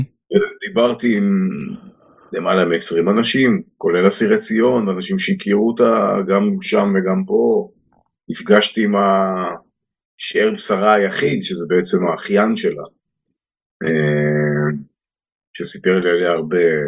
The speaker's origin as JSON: {"language": "Hebrew", "town": "Haifa", "region": "Haifa District", "country": "Israel", "tie": "born or raised there", "said": "אני בתור ילד בריאלי העברי בחיפה"}